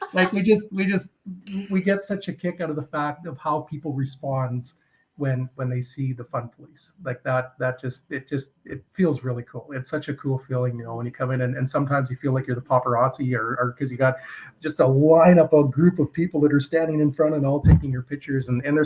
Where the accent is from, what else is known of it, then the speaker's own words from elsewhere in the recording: Edmonton, Alberta, Canada; And I say, I'm from Edmonton, and people go, oh, well, that makes sense.